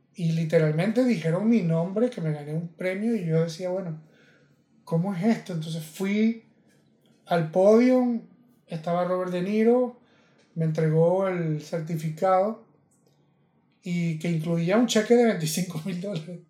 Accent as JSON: {"language": "Spanish", "country": "Venezuela", "said": "yo venezolano"}